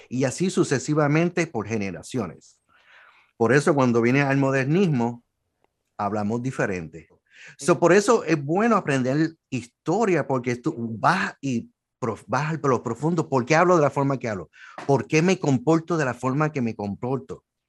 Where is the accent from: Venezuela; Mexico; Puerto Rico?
Puerto Rico; soy de Puerto Rico